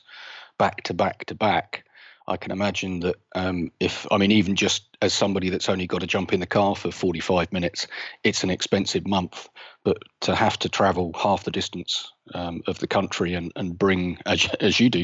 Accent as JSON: {"language": "English", "region": "South East England", "country": "United Kingdom", "tie": "born or raised there", "said": "I'm based down in south of England, just outside London, about half an hour south of London. Been a southeast boy all my life."}